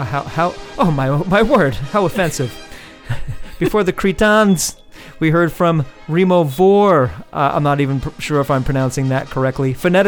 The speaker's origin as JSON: {"language": "English", "country": "United States", "said": "I say Hefe because I'm American."}